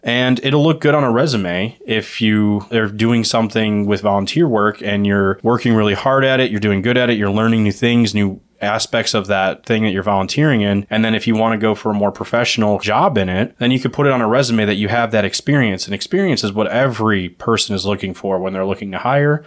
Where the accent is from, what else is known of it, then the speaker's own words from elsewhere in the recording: Ohio, United States; in Ohio, where normal people live, we pronounce it as pop